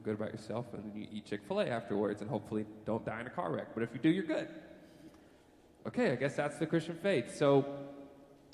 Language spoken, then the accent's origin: English; United States; I was born in America